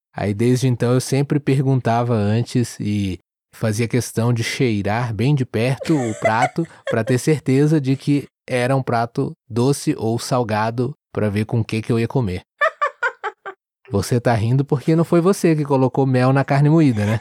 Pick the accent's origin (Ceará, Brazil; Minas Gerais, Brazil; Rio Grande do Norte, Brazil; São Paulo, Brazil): São Paulo, Brazil; interior of; also born or lived in Rio de Janeiro; eu nasci no Rio de Janeiro, mas eu cresci no interior de São Paulo